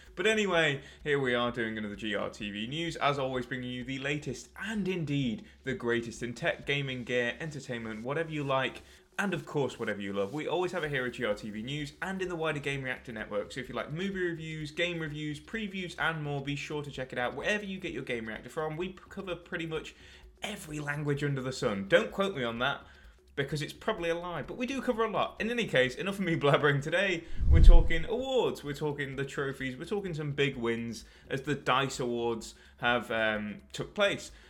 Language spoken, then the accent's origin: English; United Kingdom; I'm a Brit myself